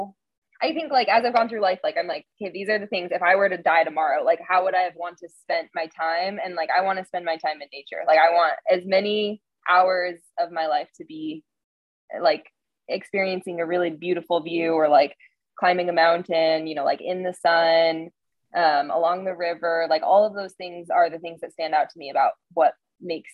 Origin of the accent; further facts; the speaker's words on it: Montana, United States; moved away; also born or lived in Bend, Oregon; growing up in Montana, I have a connection to nature that, I grew up in the mountains